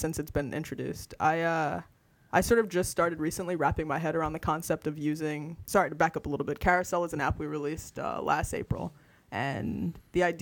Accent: New Jersey, United States; moved away as an adult; now in San Francisco, United States; I'm from New Jersey. I've been in San Francisco now for 4.5 years, but I grew up and went to school on the East Coast

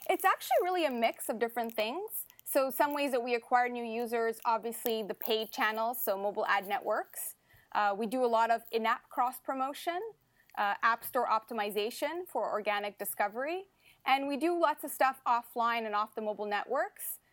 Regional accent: Ottawa, Ontario, Canada; moved away as an adult; now in Montreal, Canada; I was born and raised in Ottawa, so I'm actually happy to be coming back to my hometown

